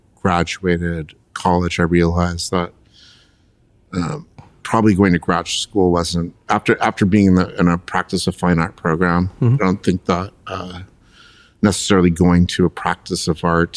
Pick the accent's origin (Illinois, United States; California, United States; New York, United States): California, United States; Los Angeles; I'm a fifth generation Los Angelino